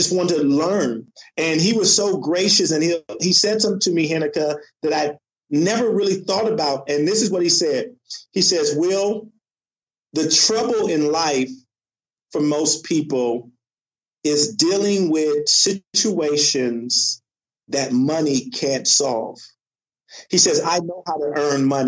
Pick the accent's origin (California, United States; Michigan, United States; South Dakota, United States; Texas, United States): California, United States; I grew up in California